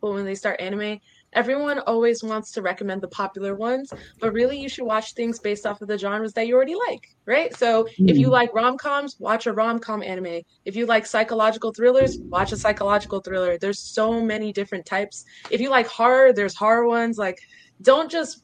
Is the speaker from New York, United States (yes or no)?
no; Newark, New Jersey, United States; moved away as an adult; also born or lived in Stanford, California; now in Texas, United States; I'm from Newark, New Jersey. That's where I grew up